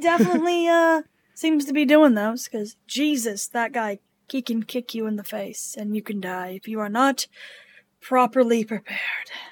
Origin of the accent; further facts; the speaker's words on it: Washington, United States; now in Ohio, United States; my home state of Washington.